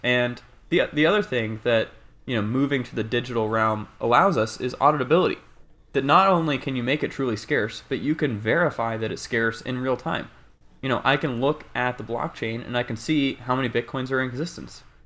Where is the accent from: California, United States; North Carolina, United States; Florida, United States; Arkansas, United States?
North Carolina, United States; now in Bay Area, United States; I'm initially from North Carolina